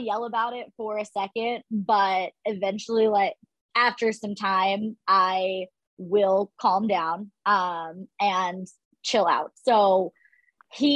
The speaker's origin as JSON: {"language": "English", "region": "Ohio", "country": "United States", "tie": "born or raised there", "said": "I grew up in Ohio"}